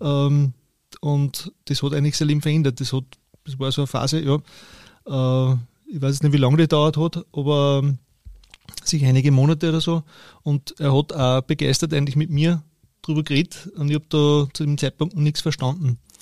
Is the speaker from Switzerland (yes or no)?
no; Steyr, Upper Austria, Austria; Ich bin in Steyr geboren, und in der Nähe aufgewachsen